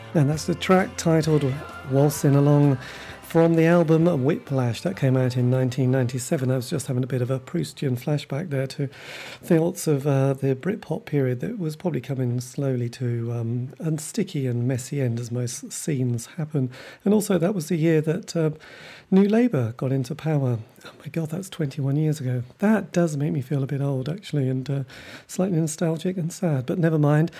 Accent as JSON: {"language": "English", "region": "England", "country": "United Kingdom", "said": "we are English. You know, English people do like moaning"}